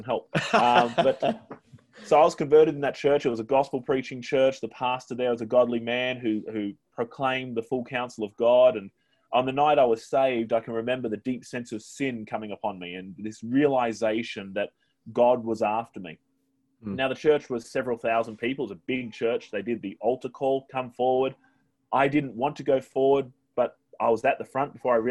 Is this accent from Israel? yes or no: no; Australia; moved away as an adult; now in Newquay, United Kingdom; I'm an Aussie